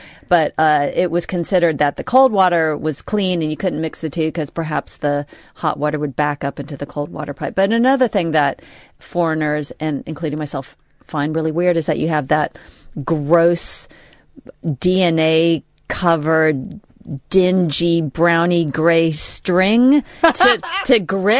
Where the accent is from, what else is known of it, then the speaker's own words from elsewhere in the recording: United States; moved away as an adult; now in United Kingdom; I moved here in the mid-80s. Yeah. Or, you know, 84. And as an American...